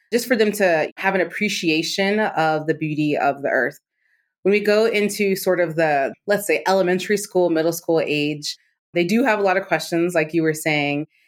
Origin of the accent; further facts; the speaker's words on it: Maryland, United States; I grew up in Maryland outside of D C.